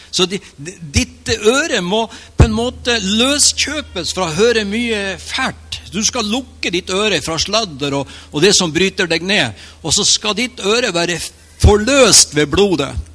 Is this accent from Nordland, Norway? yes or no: yes; Mo i Rana, Nordland, Norway; Jeg trodde i flere år, i hvert fall tre år etter jeg ble en kristen, at jeg var fra Mo i Rana.